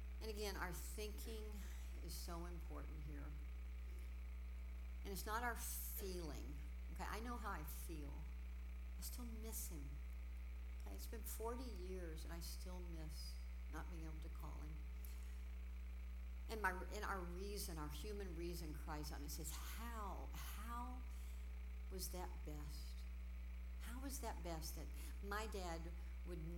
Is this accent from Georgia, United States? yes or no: no; Houston, Texas, United States; I grew up in Houston